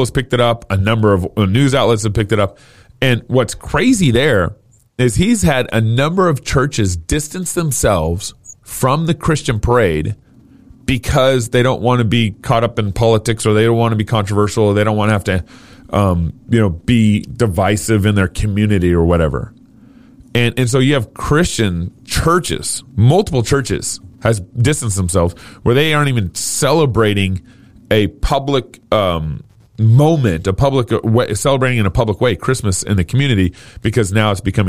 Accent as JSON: {"language": "English", "region": "Texas", "country": "United States", "tie": "born or raised there", "said": "I grew up in Texas"}